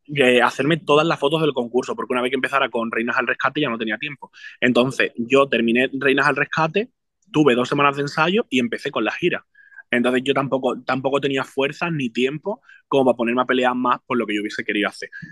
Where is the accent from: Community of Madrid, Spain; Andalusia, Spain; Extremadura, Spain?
Andalusia, Spain; Jerez de la Frontera; por mis raíces y porque vengo de Jerez